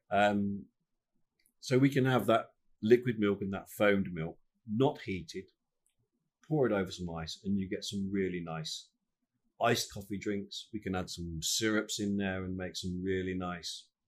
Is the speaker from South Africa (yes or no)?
no; United Kingdom; we're British